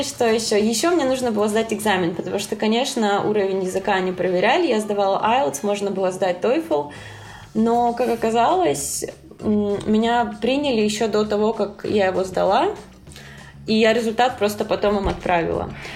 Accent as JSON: {"language": "Russian", "town": "Krasnodar", "region": "Krasnodar Krai", "country": "Russia", "moved": "as an adult", "lives_now": "New York, United States", "said": "я из Краснодара"}